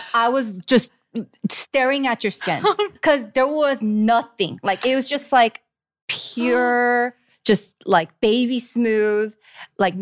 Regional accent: California, United States; I'm from California too, so warm area

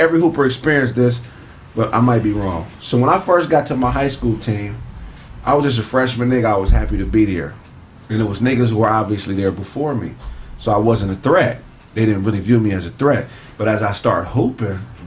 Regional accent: Pasadena, California, United States; also born or lived in West Covina, California; I'm coming from Pasadena, moving to West Covina to go to high school. I grew up around some real dogs

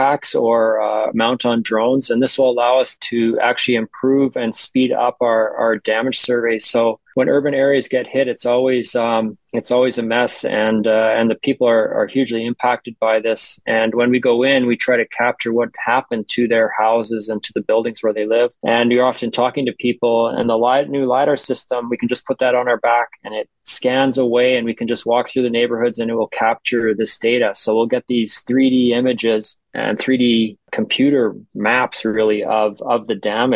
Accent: Winnipeg, Manitoba, Canada; I grew up in Winnipeg

